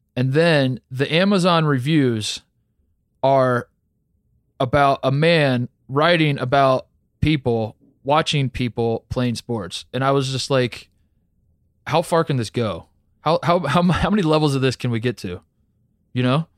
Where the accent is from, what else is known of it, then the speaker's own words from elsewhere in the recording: Indiana, United States; moved away; also born or lived in Ohio; I grew up in Indiana